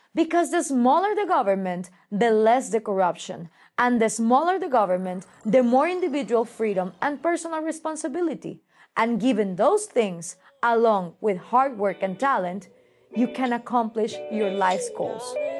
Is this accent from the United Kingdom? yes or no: no; Guatemala; moved away; My home country, like most other nations in Central and South America, is very poor